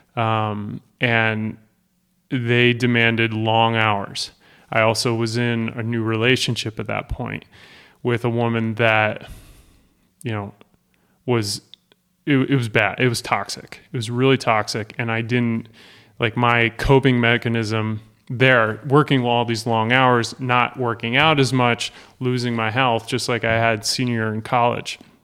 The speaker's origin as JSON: {"language": "English", "town": "Worthington", "region": "Massachusetts", "country": "United States", "tie": "born or raised there", "said": "I grew up in Western Massachusetts, little town called Worthington"}